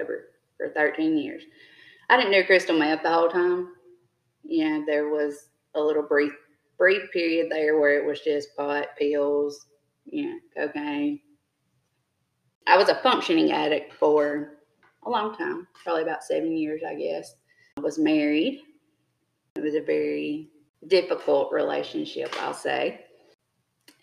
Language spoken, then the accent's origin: English; Jumpertown, Mississippi, United States; I grew up in Jumper Town